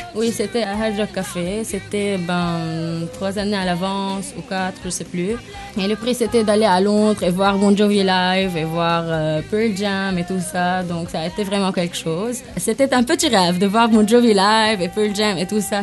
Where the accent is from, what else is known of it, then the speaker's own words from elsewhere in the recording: Lebanon; en tant que Libanais